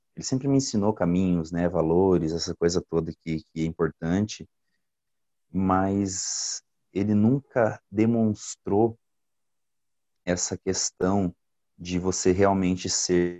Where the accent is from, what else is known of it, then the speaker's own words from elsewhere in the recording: Goioerê, Paraná, Brazil; also born or lived in Italy; now in São José dos Pinhais, Brazil; Eu sou nascido no Paraná mesmo, em Goiuerê